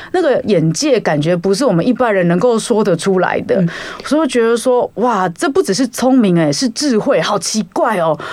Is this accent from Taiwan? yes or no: yes; Taiwan; 我身为一个台湾人